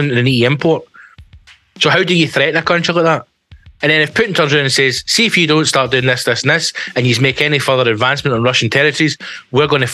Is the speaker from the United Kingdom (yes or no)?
yes; Scotland, United Kingdom; I'm Scottish.